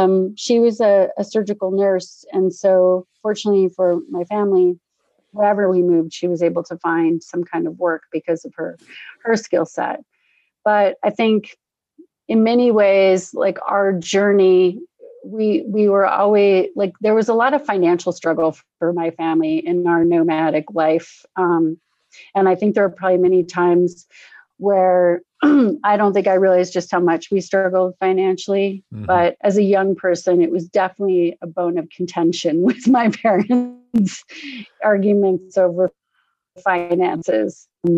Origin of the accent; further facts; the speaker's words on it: Norfolk, Virginia, United States; born there; also born or lived in Scotland; I was born in Norfolk, Virginia. My father was in the Navy, and but he'd been stationed in Scotland. So I was born here in the US, and then we spent the first year of my life in Scotland